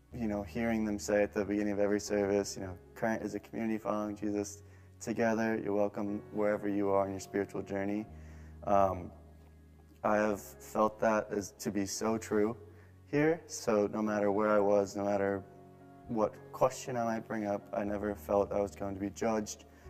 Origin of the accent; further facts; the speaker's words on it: Bloomfield, New Jersey, United States; moved away as an adult; now in Bay Area, United States; I'm from Bloomfield, New Jersey.